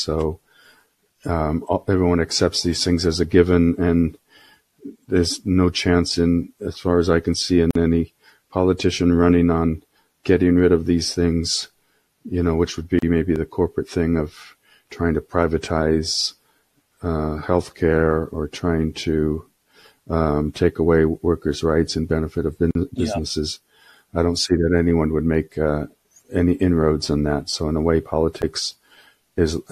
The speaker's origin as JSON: {"language": "English", "country": "United States", "moved": "as an adult", "lives_now": "Central Europe", "said": "I'm an American, but I live in Europe"}